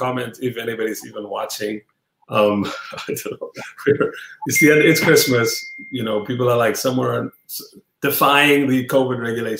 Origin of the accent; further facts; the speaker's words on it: Cape Town, Western Cape, South Africa; Because I know in South Africa, like in this kind of working class environment, I grew up in Cape Town.